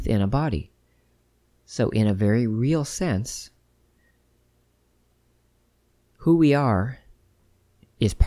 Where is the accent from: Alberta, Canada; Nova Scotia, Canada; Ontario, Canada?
Ontario, Canada; Ottawa; my hometown of Ottawa, where I was born and raised